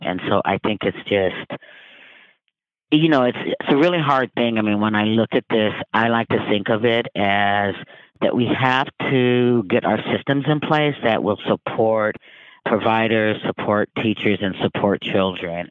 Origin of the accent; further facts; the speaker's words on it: Vancouver, Washington, United States; I grew up in Vancouver, Washington